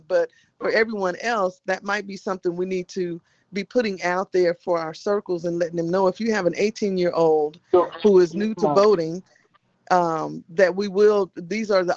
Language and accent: English; Texas, United States; I'm from Texas